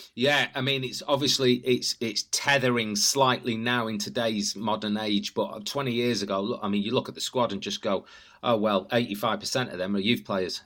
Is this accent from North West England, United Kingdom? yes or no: yes; Manchester, North West England, United Kingdom; I'm from South Manchester. I'm from Burnage, which actually is quite a blue area